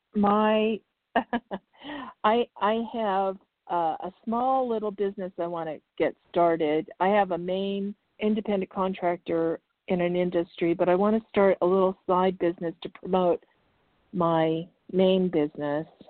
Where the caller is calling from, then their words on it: Arizona, United States; I'm calling from Arizona.